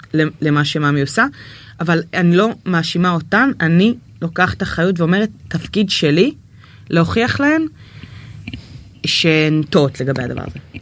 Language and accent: Hebrew; Nahariya, Northern District, Israel; now in Tel Aviv, Israel; אני מנהריה, מהפריפריה